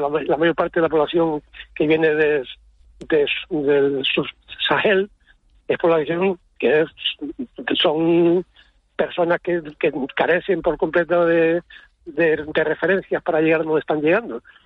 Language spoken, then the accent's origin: Spanish; Arucas, Canary Islands, Spain; yo soy de Aruca, eh, la verdad es que yo vivo en, vivo en plataneras ahora